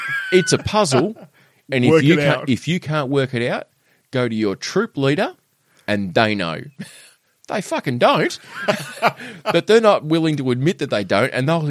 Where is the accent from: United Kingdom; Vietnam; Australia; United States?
Australia; Penguin, Tasmania; you and I are both from Penguin, right?